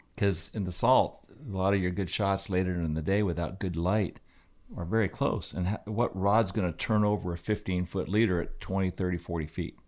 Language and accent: English; Aspen, Colorado, United States; my whole life growing up in Aspen was basically a skier